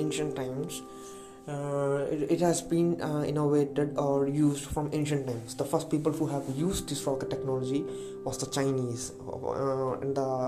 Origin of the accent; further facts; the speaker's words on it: India; accent: Indian English; English is a second language; It's Indian English accent, and I would say it's below average Indian English, because I told you English is not my native language.